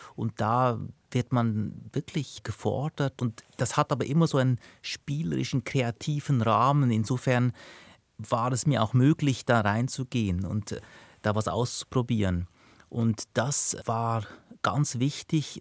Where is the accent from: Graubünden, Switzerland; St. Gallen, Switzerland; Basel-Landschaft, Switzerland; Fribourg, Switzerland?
Basel-Landschaft, Switzerland; Binningen; also born or lived in Lucerne; ich bin in Luzern geboren und danach in Binningen, Kanton Basel-Land aufgewachsen, bis ich zwölf